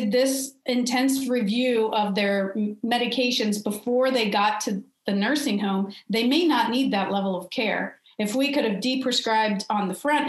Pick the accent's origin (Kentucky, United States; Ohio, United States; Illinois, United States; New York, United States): Ohio, United States; Cincinnati; I'm from Cincinnati, Ohio